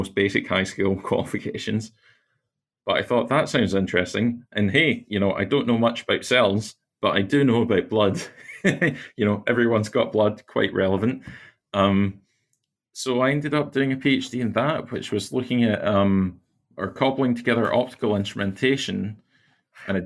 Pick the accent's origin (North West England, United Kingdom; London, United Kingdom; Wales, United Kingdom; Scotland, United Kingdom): Scotland, United Kingdom; near Glasgow in; So I grew up near Glasgow in Scotland, out not too far in the countryside